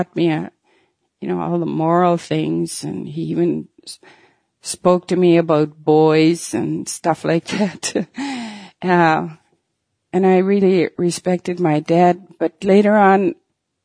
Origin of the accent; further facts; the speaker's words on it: Peguis Reserve, Manitoba, Canada; I was born here on Pegwis Reserve in Manitoba some 68 years ago. I lived here most of my life except for 4 years when I went to residential school.